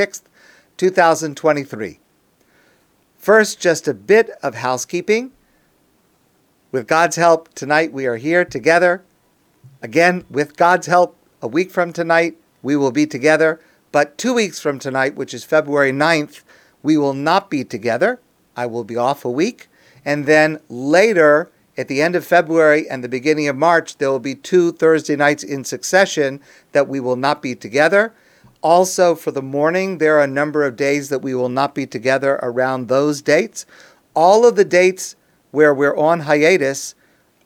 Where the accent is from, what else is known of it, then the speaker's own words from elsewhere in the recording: United States; I am an American.